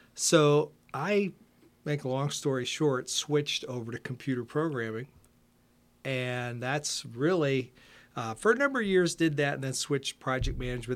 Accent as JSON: {"language": "English", "town": "Canton", "region": "Ohio", "country": "United States", "tie": "born or raised there", "moved": "yes", "lives_now": "Winchester", "said": "I grew up in Ohio. Uh, spent, uh, my first eighteen years in Canton, Ohio"}